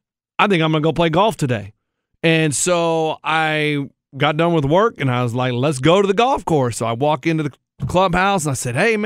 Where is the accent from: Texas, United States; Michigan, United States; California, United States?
Texas, United States; Austin; Growing up in Austin, Texas